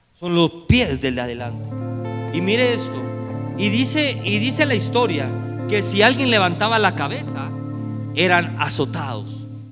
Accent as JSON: {"language": "Spanish", "country": "Mexico", "said": "Como mexicanos"}